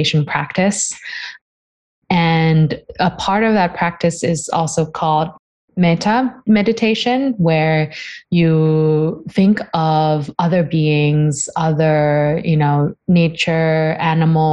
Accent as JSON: {"language": "English", "region": "Bangkok", "country": "Thailand", "tie": "born or raised there", "said": "I grew up really in a big city. I am actually from Bangkok, Thailand, and it's a bustling place, lots of buildings."}